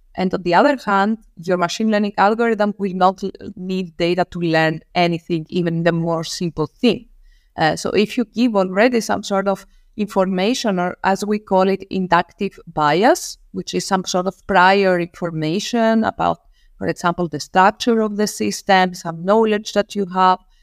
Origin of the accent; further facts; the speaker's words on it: Rhodes, South Aegean, Greece; moved away as an adult; now in Darmstadt, Germany; I grew up in an island in Greece, so I come from, uh, Rhodes.